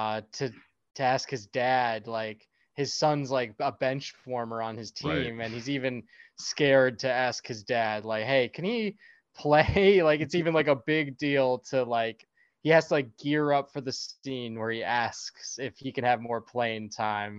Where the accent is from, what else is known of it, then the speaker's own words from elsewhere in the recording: Chicago, Illinois, United States; growing up in Chicago